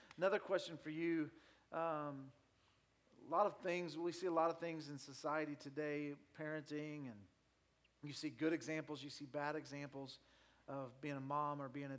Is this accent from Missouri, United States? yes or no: yes; Nixa, Missouri, United States; growing up in Nixa